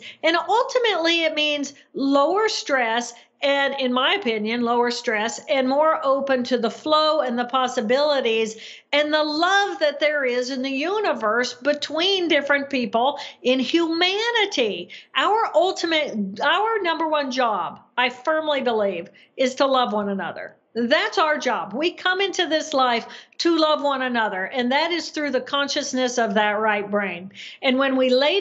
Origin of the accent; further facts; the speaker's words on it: Indiana, United States; moved away as an adult; also born or lived in Massachusetts; I grew up in Indiana